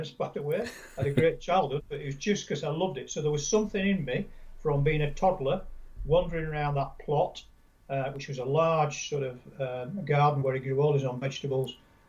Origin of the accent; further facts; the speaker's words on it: Yorkshire and the Humber, United Kingdom; I'm a Yorkshireman, I come from Yorkshire originally.